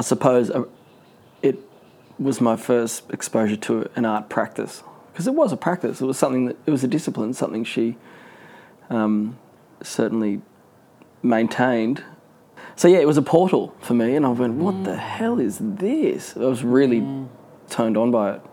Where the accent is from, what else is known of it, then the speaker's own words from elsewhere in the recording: Newcastle, New South Wales, Australia; I was born in Newcastle